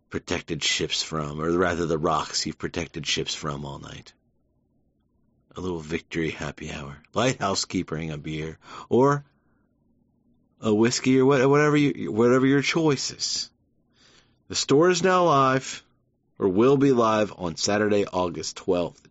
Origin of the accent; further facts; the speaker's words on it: United States; as an American